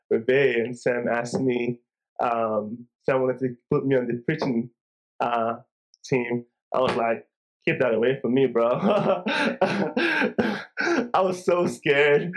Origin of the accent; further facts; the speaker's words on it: Nigeria; growing up in Nigeria once a year for 2 weeks during the Christmas season, we would travel home to the village where my parents are from.